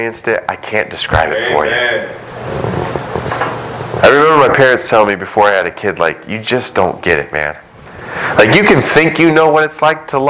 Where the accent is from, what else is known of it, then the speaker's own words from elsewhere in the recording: United States; we as American Christians